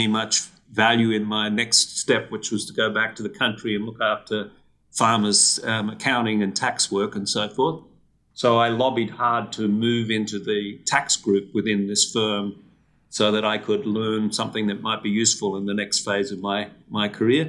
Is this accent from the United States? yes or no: no; Australia; moved away; I did what a lot of Australian kids